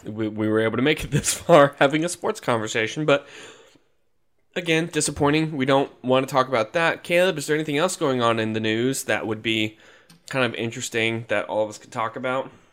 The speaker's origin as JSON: {"language": "English", "town": "Jacksonville", "region": "Florida", "country": "United States", "said": "We're from Jacksonville."}